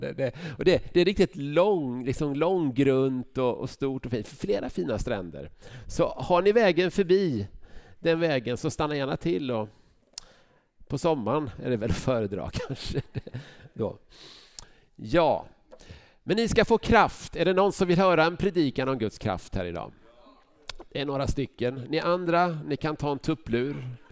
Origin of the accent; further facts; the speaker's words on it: Huskvarna, Jönköping County, Sweden; now in Vänersborg, Sweden; Jag växte upp i Huskvarna